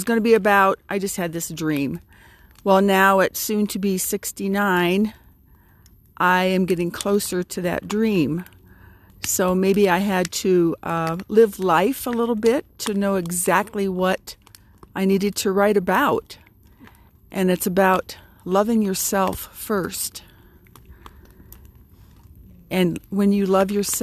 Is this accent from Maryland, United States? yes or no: no; Ohio, United States; I am from Ohio